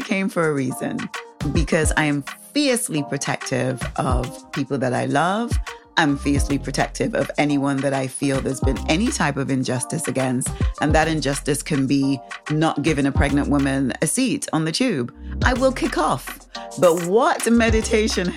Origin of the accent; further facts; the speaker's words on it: Saint James Windward Parish, St. Kitts & Nevis; also born or lived in Manchester, England; I moved to the Caribbean when I was 11. So I grew up on this tiny island